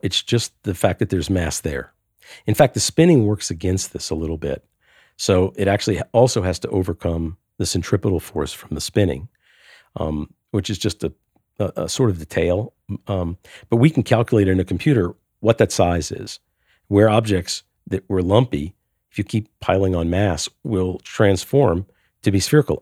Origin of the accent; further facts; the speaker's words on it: New Orleans, Louisiana, United States; my hometown in New Orleans, the tides go up and down every day